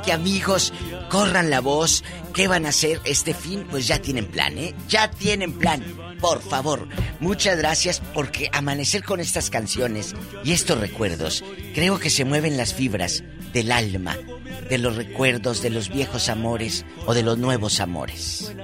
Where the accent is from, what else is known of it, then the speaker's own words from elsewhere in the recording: Matamoros, Tamaulipas, Mexico; moved away as an adult; hace muchos años yo trabajé en mi tierra, en Matamoros